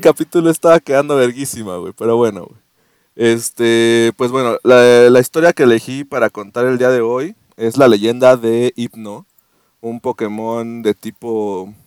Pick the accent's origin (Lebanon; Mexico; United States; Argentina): Mexico; Mexico City; moved away; also born or lived in Querétaro; Nací en la capital del mundo, güey. en el ombligo del mundo, en el ombligo de, México, Iztapalapa.